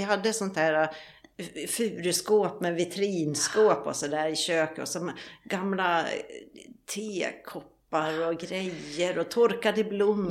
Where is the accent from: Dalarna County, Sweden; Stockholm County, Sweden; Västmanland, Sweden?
Dalarna County, Sweden; Borlänge; moved away as an adult; also born or lived in Sälen; now in Mallorca, Spain; jag jobbar uppe i Sälen egentligen, men sen så är jag hemma i Borlänge vid jul och nyår.